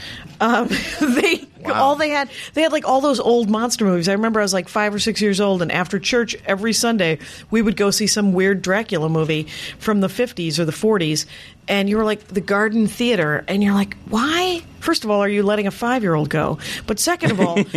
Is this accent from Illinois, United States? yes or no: no; Wisconsin, United States; a little factory town in Wisconsin